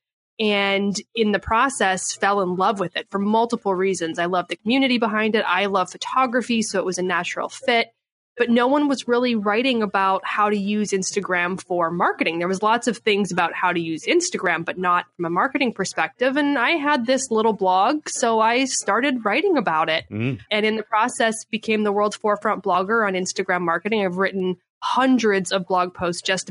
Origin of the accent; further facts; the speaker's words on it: Canada; moved away as an adult; now in San Diego, United States; I was born and raised in Canada